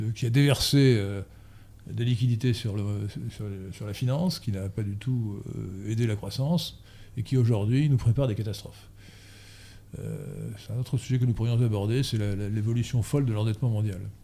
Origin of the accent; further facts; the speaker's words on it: France; nous sommes français